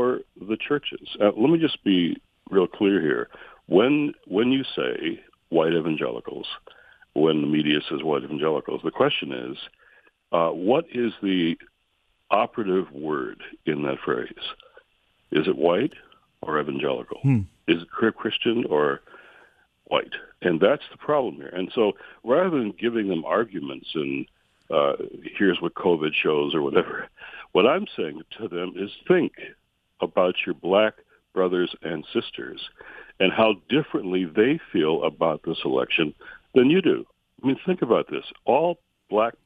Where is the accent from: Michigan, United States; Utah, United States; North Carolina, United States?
Michigan, United States; my home state of Michigan